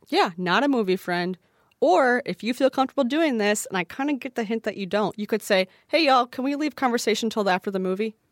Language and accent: English; Midwest, United States; I'm from the Midwest, so no one knows what I'm saying anytime